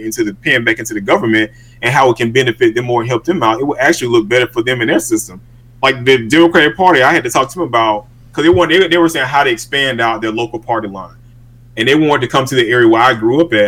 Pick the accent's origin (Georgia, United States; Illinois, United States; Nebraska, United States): Georgia, United States; Georgia's 4th Congressional District, United States; I was born here in Georgia and I was raised in this district